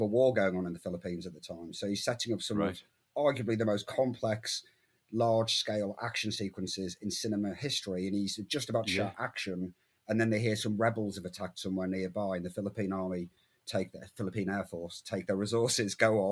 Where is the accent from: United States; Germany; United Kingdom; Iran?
United Kingdom; England; as an Englishman in the 1980s